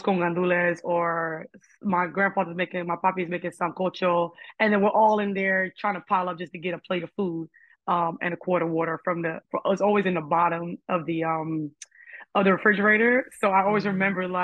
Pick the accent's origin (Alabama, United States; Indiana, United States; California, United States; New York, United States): New York, United States; New York City; I'm from Harlem, and my father's side is Puerto Rican and my mom's side is Black.